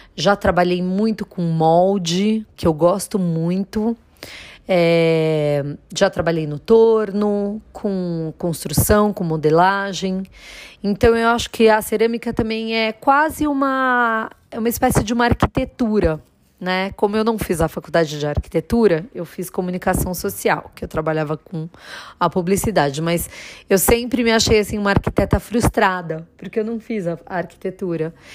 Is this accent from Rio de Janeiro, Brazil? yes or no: no; Jundiaí, São Paulo, Brazil; eu sou de Jundiaí